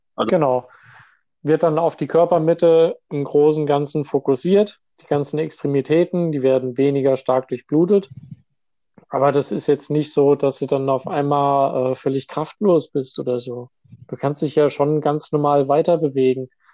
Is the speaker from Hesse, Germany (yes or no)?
yes; Hesse, Germany; moved away as an adult; now in Westerstede, Germany; Ich komme hier ursprünglich aus Hessen